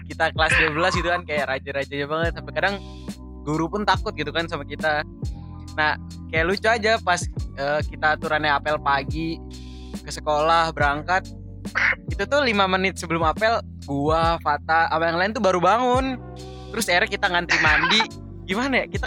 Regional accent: Yogyakarta, Special Region of Yogyakarta, Indonesia; gue pun bukan orang Sunda gue juga kampung gue di Jogja gue juga sendiri bingung kenapa gue nggak bisa bahasa Jawa malah bisa bahasa Sunda gitu.

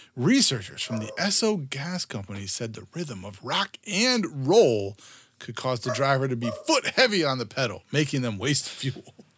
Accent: Southeast Virginia, United States; I grew up in in Southeast Virginia

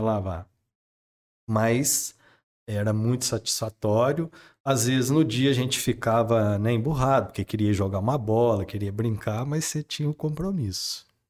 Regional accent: Espírito Santo do Pinhal, São Paulo, Brazil; minha infância foi vivida em Pinhal

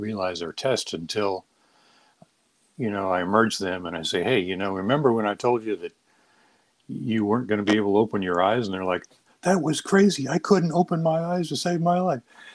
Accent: San Diego, California, United States; also born or lived in Maine; I grew up in San Diego

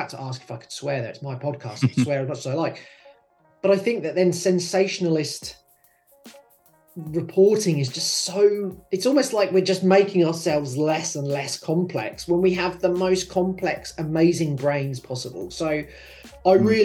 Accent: United Kingdom; now in Sydney, Australia; I'm from the United Kingdom

